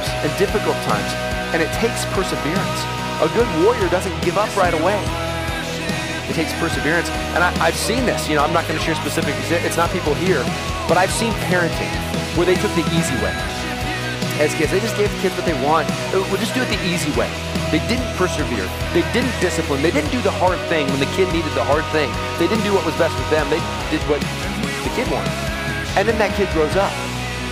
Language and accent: English; United States; we're American